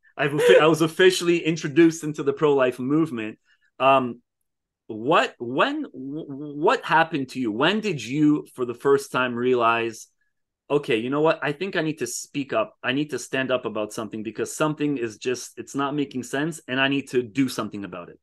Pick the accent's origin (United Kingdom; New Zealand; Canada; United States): Canada; most of my life I've been in Canada